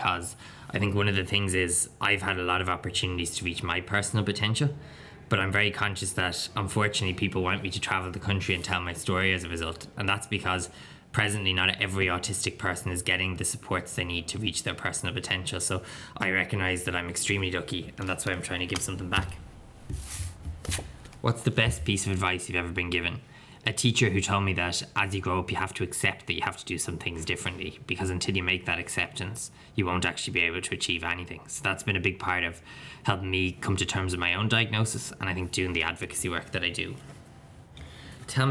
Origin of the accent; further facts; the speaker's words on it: County Wicklow, Ireland; I'm 24, I'm from County Wicklow, and I'm an autistic man.